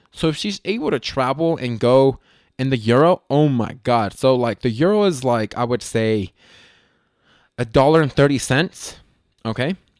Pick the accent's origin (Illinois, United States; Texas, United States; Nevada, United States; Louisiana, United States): Nevada, United States; Las Vegas; I was born and raised in Las Vegas